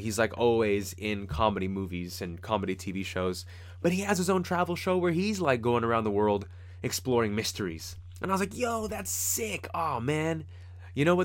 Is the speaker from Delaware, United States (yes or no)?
no; Fremont, California, United States; from Fremont and the kinds of people that I grew up with in Fremont